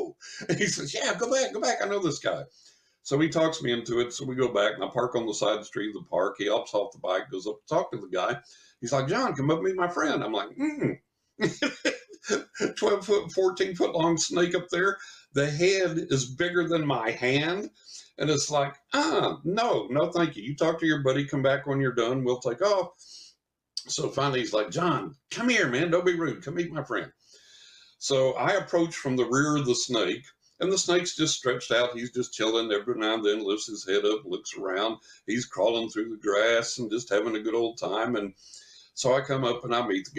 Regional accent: West Texas, United States; when I was a teenager growing up in West Texas

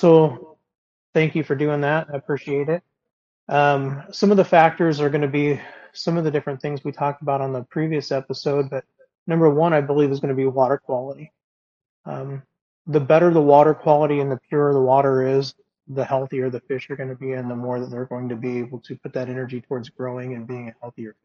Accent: Des Moines, Iowa, United States; I'm from the Des Moines, Iowa area

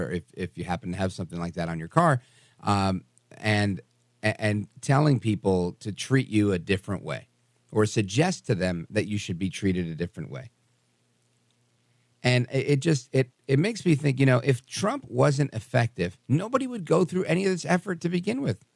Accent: Brooklyn, New York, United States; growing up in Brooklyn

